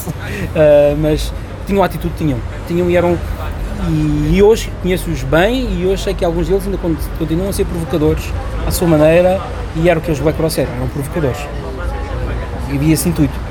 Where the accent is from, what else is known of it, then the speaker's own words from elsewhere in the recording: Barreiro, Setúbal, Portugal; sou do Barreiro e andava numa escola, escola secundária do Barreiro